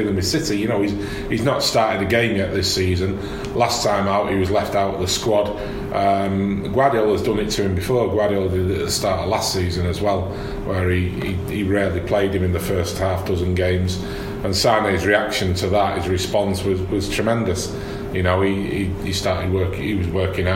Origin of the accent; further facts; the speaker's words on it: Manchester, North West England, United Kingdom; as a Mancunian